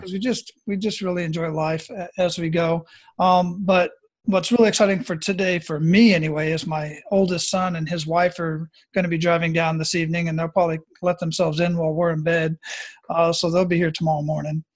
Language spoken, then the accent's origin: English; Phoenix, Arizona, United States; moved away; I'm originally from Phoenix, Arizona